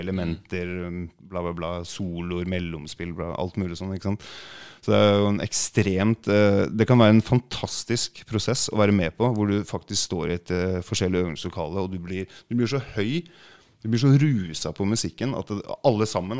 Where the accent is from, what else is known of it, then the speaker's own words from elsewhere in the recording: Norway; jeg er fra Norge